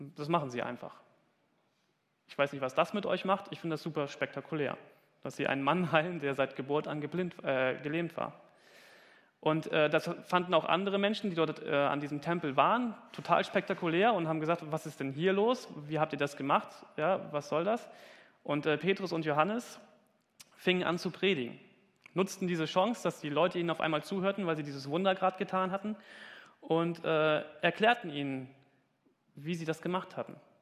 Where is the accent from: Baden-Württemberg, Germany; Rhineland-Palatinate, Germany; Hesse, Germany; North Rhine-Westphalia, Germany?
Hesse, Germany; moved away; Ich komme aus Hessen und ich sage immer Kirche und ich krieg's nicht